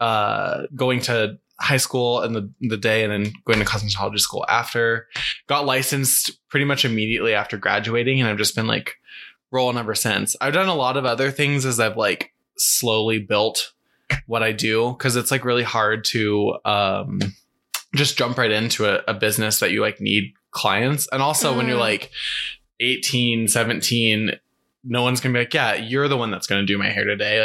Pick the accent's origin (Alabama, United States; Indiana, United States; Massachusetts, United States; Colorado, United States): Colorado, United States; Fort Collins; I'm from Colorado. I'm from Fort Collins.